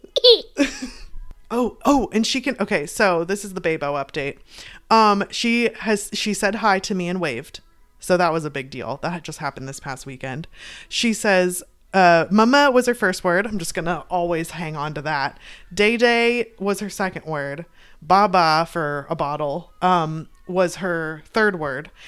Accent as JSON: {"language": "English", "country": "United States", "said": "we're American, but our heritage is, uh, Irish"}